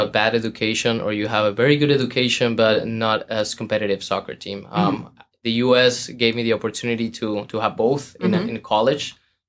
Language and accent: English; Guadalajara, Jalisco, Mexico; moved away as an adult; now in Boston, United States; I am from Jalisco, Mexico, southwest of the country.